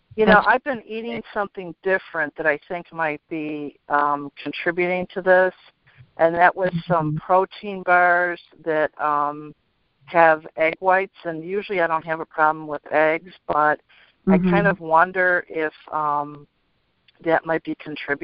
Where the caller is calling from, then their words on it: San Luis Obispo, California, United States; San Luis Obispo, California.